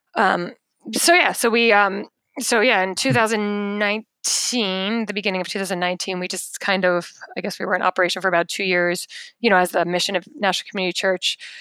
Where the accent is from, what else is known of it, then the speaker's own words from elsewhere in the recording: United States; I'm in fact as American as they come